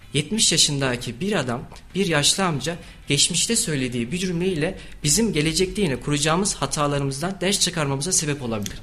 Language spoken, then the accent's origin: Turkish; Kayseri Province, Turkey; also born or lived in Erzurum; aslen Erzurumluyum ama Kayseri'de doğup büyüdüm